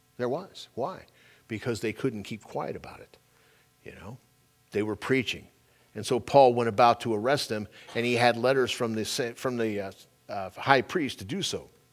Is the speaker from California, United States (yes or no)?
yes; California, United States; moved away; I'm a Californian-born and raised there.